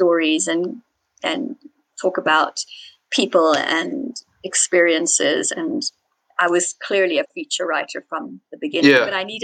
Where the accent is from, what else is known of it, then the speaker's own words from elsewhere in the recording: Zimbabwe; By birth, though I was born in Zimbabwe